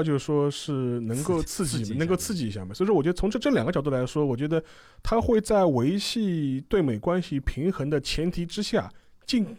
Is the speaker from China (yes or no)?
yes; China; 我们中国人